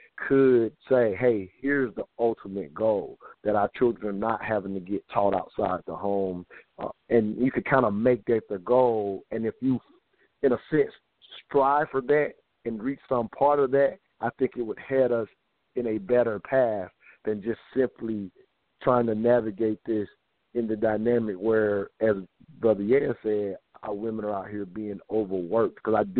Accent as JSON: {"language": "English", "region": "the South", "country": "United States", "tie": "born or raised there", "said": "have I grew up in the South, so my grandfather, in a sense, was that breadwinner"}